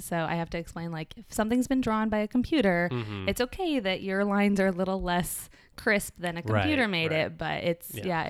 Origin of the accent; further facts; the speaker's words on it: Colorado, United States; moved away as an adult; also born or lived in North Hollywood, Los Angeles; now in Los Angeles, United States; I'm from Colorado. Mm-hmm. And I moved out here 3 years ago